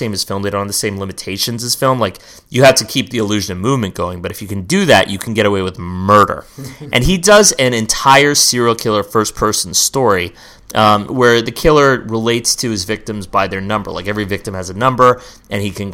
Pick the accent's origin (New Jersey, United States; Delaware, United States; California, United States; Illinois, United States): California, United States; West Coast Californian, United States; I'm a like West Coast Californian